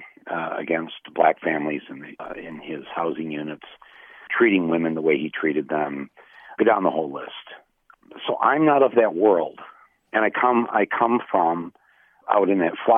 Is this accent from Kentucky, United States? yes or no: no; Flint, Michigan, United States; there's a big difference between growing up in Flint and growing up in Ann Arbor. And had I grown up just 60 miles to the south of Flint